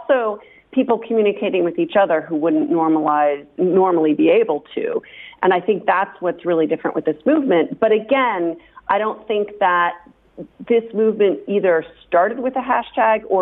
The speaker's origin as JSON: {"language": "English", "country": "United States", "moved": "yes", "lives_now": "Toulouse, France", "said": "an American sociologist"}